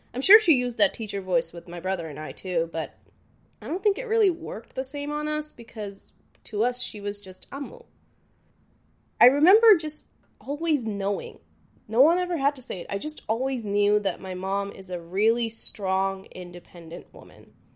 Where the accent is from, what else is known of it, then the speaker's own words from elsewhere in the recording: Dhaka, Dhaka Division, Bangladesh; moved away; I was born and raised in Dhaka, Bangladesh.